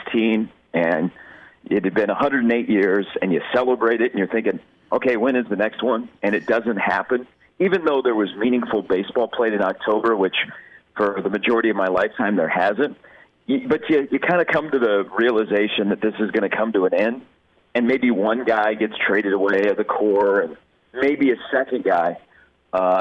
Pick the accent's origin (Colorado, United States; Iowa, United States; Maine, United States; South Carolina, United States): Iowa, United States; Des Moines; I grew up in Des Moines